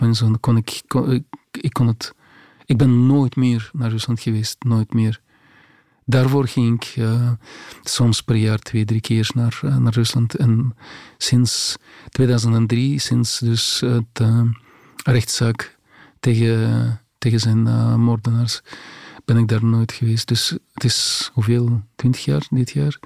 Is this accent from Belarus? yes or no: yes; Grodno, Grodno Region, Belarus; Dutch is a second language; moved away as an adult; also born or lived in Minsk, Belarus / Moscow, Russia; now in Belgium; de stad waar ik, waar ik ben geboren, de stad, in mijn geboortestad, ja, Grodno